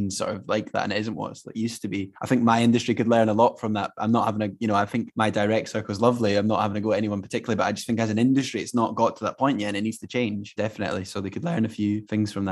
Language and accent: English; Fife, Scotland, United Kingdom; I'm definitely East Coast because I'm from Fife